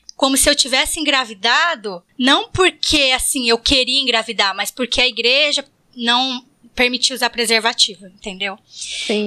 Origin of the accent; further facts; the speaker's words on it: Bariri, São Paulo, Brazil; now in Florianópolis, Brazil; Eu, eu moro em Floripa, mas também vim de Bariri, então todas nós temos as raízes aí em Bariri